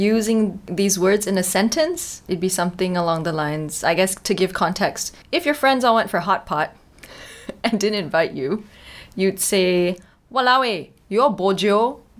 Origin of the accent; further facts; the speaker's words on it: Singapore; We've developed something we call Singlish, which is Singapore English.